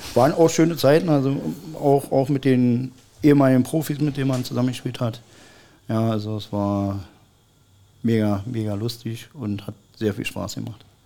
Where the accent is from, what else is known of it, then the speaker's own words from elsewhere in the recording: Berlin, Germany; moved away as an adult; also born or lived in Cottbus; ich bin gebürtiger Berliner